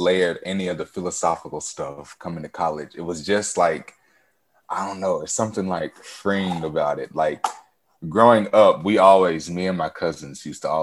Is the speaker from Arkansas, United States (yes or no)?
yes; Arkansas, United States; accent: drawl; if I'm back in my hometown